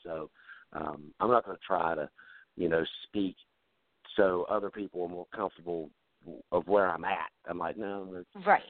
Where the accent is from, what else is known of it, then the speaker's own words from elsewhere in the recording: North Carolina, United States; accent: southern; moved away as an adult; now in Ohio, United States; Yes, I grew up in North Carolina.